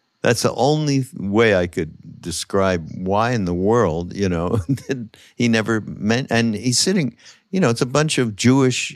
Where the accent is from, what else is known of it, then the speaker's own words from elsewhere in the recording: Montreal, Quebec, Canada; I grew up in Montreal, which, you know, French speaking, Quebec